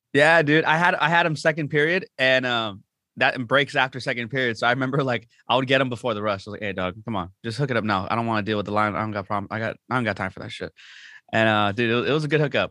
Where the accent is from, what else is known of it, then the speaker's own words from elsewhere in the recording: La Habra, California, United States; My hometown is La Habra, California